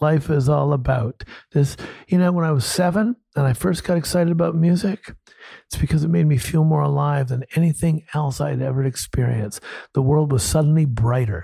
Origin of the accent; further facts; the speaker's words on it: Toronto, Ontario, Canada; I'm born and bred in Toronto